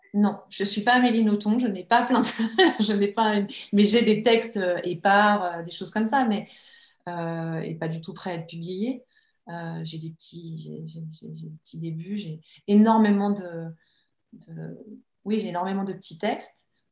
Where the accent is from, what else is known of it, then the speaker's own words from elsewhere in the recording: Annecy, Auvergne-Rhône-Alpes, France; j'ai grandi à Annecy, entre les lacs et les montagnes.